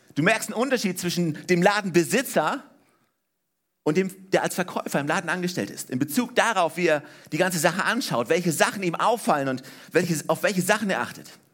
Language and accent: German; Germany; ich bin in Deutschland aufgewachsen, ja, ne? 1979 geboren